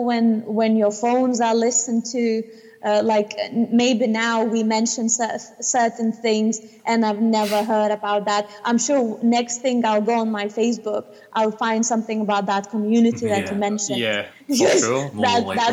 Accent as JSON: {"language": "English", "country": "Lithuania", "moved": "yes", "lives_now": "United Kingdom", "said": "I come from Lithuania and I can live here freely"}